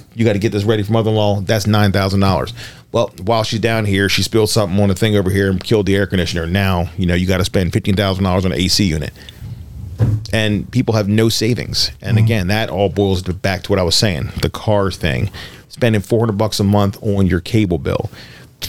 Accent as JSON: {"language": "English", "town": "Baltimore", "region": "Maryland", "country": "United States", "tie": "born or raised there", "also_born_or_lived": "Harford County, Maryland", "said": "I'm from East Baltimore"}